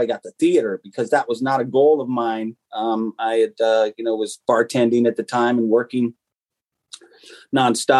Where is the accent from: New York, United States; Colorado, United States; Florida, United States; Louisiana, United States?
Colorado, United States; Colorado Springs; also born or lived in Tucson, Arizona; My dad was in the military, so we moved to his final station in Colorado Springs, Colorado, and that's where I grew up.